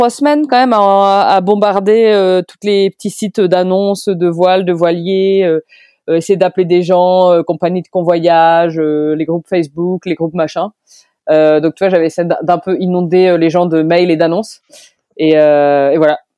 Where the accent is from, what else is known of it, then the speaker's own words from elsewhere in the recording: Orléans, Centre-Val de Loire, France; C'est ça. Je suis parti d'Orléans et je suis parti en stop jusqu'en Vendée, jusqu'au Sable d'Olonne.